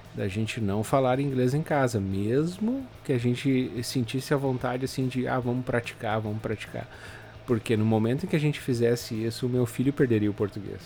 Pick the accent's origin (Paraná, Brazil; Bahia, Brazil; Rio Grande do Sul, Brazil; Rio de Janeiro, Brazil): Rio Grande do Sul, Brazil; Novo Hamburgo; moved away as an adult; also born or lived in Porto Alegre; now in Canada; eu vim de Porto Alegre, na verdade, a minha cidade de Novo Hamburgo ali fica na região metropolitana de Porto Alegre